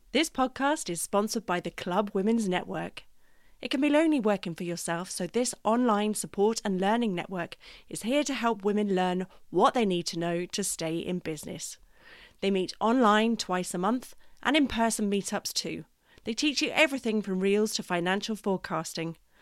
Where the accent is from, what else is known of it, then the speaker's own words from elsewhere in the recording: England, United Kingdom; now in Cork, Ireland; I'm English